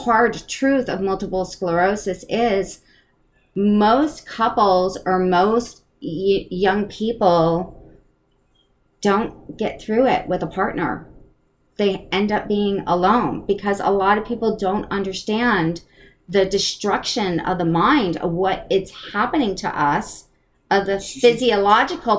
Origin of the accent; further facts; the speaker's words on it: East Coast, United States; I'm from the East Coast. So yeah. there's a little bit of my wise ass in there of, you know, growing up on the East Coast